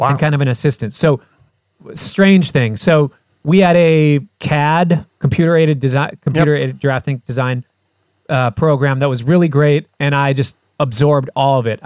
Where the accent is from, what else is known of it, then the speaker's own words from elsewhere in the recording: Fridley, Minnesota, United States; also born or lived in Poughkeepsie, New York; I grew up in Fridley.